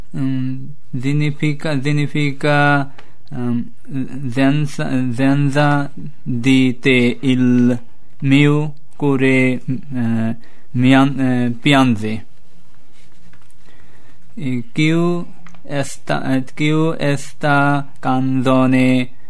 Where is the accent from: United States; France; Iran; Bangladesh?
Bangladesh; Italian is a second language; now in Italy; vengo dal Bangladesh. Ho 19 anni e sono arrivato.